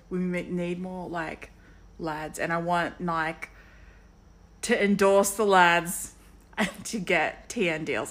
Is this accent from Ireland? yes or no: no; Sydney, New South Wales, Australia; I'm from Harris Park in Parramatta.